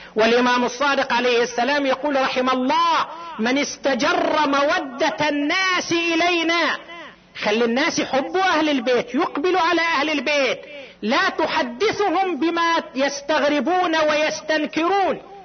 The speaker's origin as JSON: {"language": "Arabic", "town": "Qatif", "region": "Eastern Province", "country": "Saudi Arabia", "said": "هنا عندنا في القطيف"}